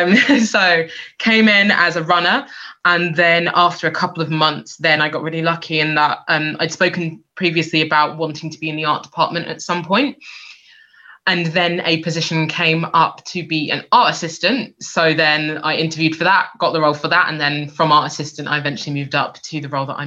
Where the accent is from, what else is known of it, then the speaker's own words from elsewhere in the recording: London, United Kingdom; also born or lived in Scotland; I'm originally from London.